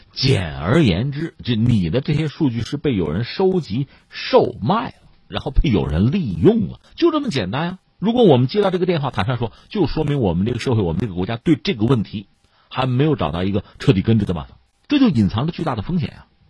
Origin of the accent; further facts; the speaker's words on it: China; 我们中国人